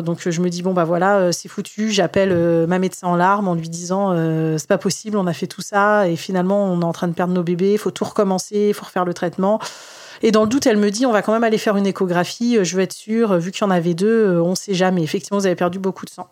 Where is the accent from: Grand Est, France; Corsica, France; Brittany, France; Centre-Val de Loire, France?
Centre-Val de Loire, France; Tours; moved away as an adult; now in near Orléans, France; je suis née moi euh, à Tours